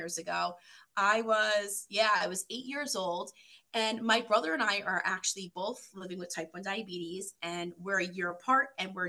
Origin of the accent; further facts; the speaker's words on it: New York, United States; moved away as an adult; now in Michigan, United States; I live in Michigan and I've been here for about 7 years, originally from New York